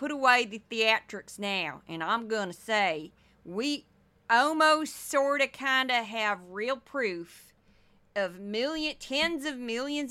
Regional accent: St. Louis, Missouri, United States; I'm from Missouri, okay? And I'm doing an accent that I grew up around.

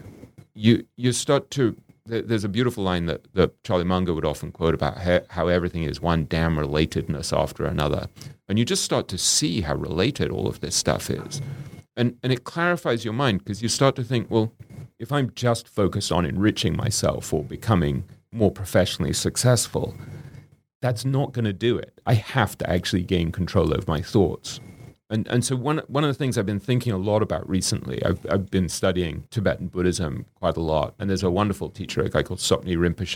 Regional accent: England, United Kingdom; me growing up in England

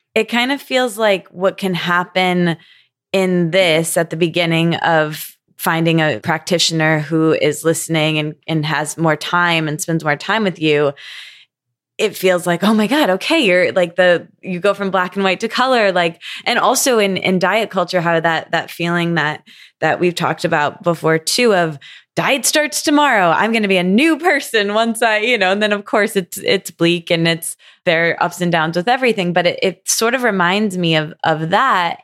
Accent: Midwest, United States; I grew up in the Midwest

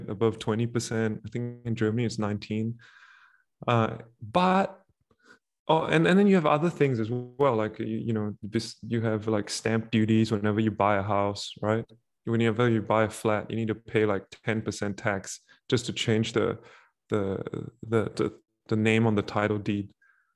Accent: Singapore; as a Singaporean

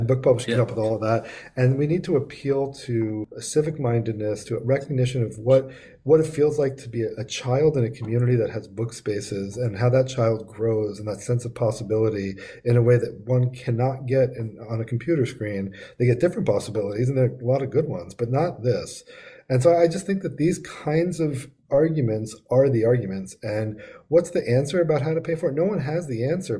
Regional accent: New York, United States; I'm from New York. It's a hometown bookstore for me.

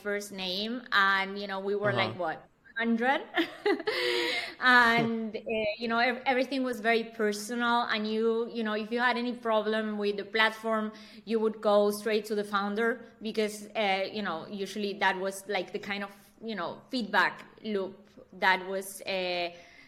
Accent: Argentina; now in Berlin, Germany; I'm born and raised in Argentina

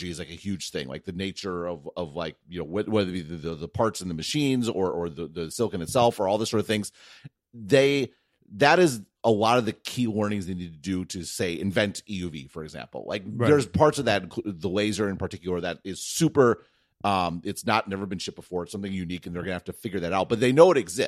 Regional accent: United States; I'm sitting here as an American.

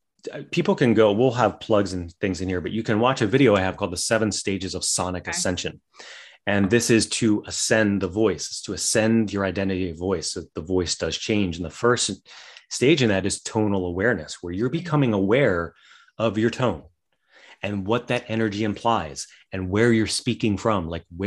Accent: West Virginia, United States; Well, I grew up in West Virginia. So I grew up with like where it was all hillbilly talk all the time.

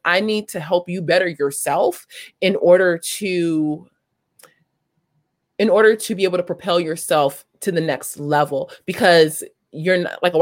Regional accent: Los Angeles, California, United States; also born or lived in South Africa; I grew up in South LA.

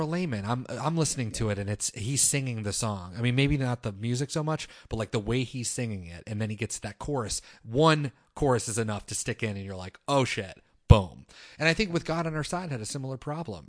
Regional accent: United States; growing up in America in the twenty-first century

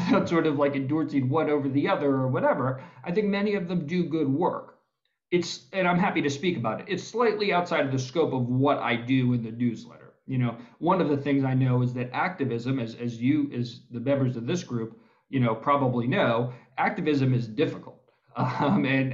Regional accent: Maryland, United States; my home state of Maryland

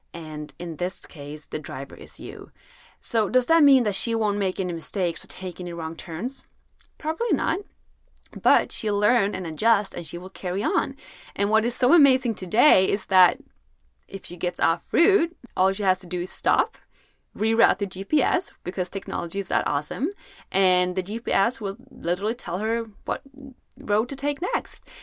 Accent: Sweden; I'm from Sweden, where it's usually very cold

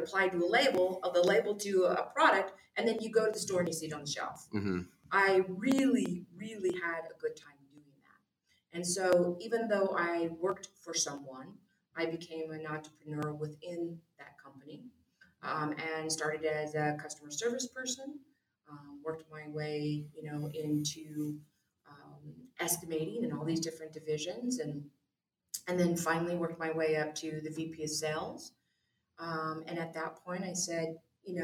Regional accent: California, United States; also born or lived in Newport Beach, California; I grew up in the high desert in an area where, you know, there wasn't a lot of industry there

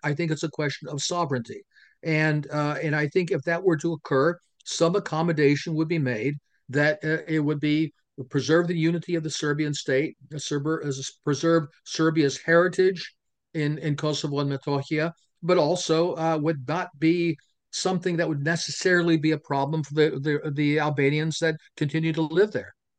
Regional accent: Pennsylvania, United States; in Pennsylvania, it's my home state

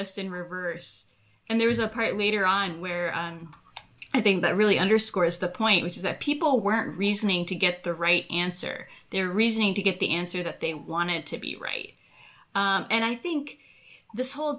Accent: United States; moved away as an adult; now in Israel; As an American living in Israel

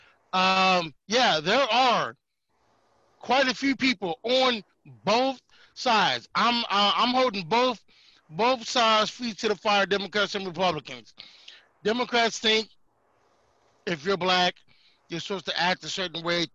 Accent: Detroit, Michigan, United States; moved away; also born or lived in Colorado; born and raised in Detroit, Michigan

